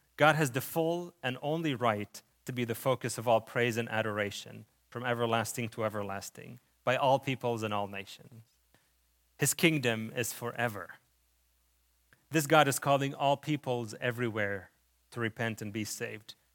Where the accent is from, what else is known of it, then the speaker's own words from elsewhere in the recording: Lebanon; moved away; When I was still a child, we were displaced during the war in Lebanon. This is where my, where the accent coming from